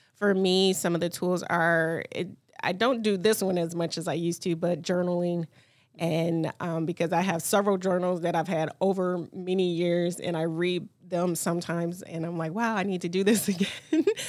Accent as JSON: {"language": "English", "town": "Detroit", "region": "Michigan", "country": "United States", "tie": "born or raised there", "said": "I grew up in Detroit. I grew up seven mile south field area. I went to Detroit Public Schools."}